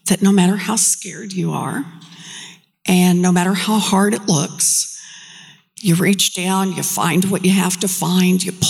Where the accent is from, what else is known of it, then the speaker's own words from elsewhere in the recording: Oklahoma, United States; I grew up out in Oklahoma, paycheck to paycheck family